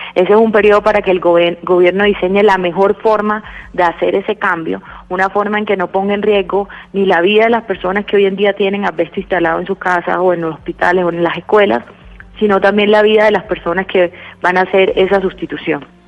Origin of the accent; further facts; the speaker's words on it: Colombia; A nosotros como colombianos